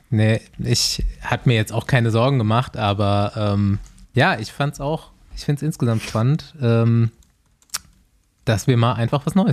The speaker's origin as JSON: {"language": "German", "region": "Bavaria", "country": "Germany", "tie": "born or raised there", "said": "Ich weiß nicht, ich, ich äh, habe halt auch meine Kindheit so in Bayern verbracht und der Hackelschorsch, der ist einfach wer."}